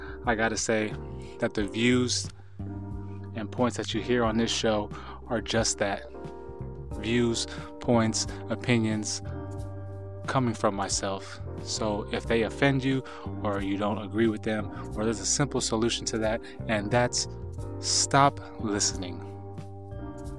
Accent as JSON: {"language": "English", "region": "Southern California", "country": "United States", "tie": "born or raised there", "said": "I am born and raised in Southern California"}